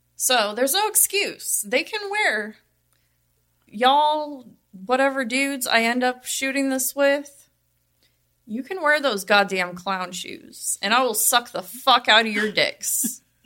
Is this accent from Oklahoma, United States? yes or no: no; Las Vegas, Nevada, United States; I'm from Vegas, born and raised.